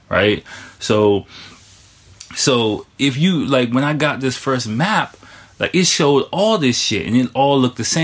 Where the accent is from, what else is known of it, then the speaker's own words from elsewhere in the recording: Washington, District of Columbia, United States; moved away as an adult; now in Tokyo, Japan; I'm from Washington, D.C.